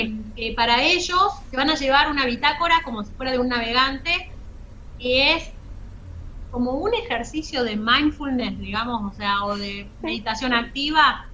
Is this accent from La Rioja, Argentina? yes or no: yes; La Rioja, Argentina; accent: riojana tonada; soy riojana